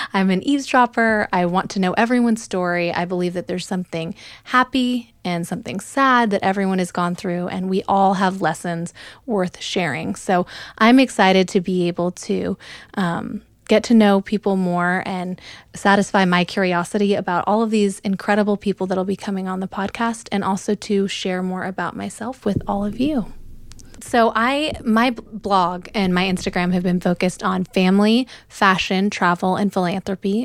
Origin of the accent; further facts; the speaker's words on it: Oregon, United States; moved away as an adult; also born or lived in Memphis, Tennessee / New York City; now in Dallas, United States; I'm from Oregon, originally. Um, I grew up in the Pacific Northwest